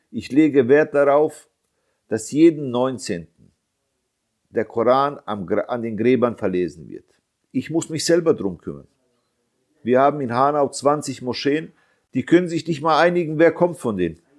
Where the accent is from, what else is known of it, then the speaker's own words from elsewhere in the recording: Bosnia & Herzegovina; Ich bin Bosnier. Ich habe Unterstützung von meiner Community, aber wir sind sehr wenige.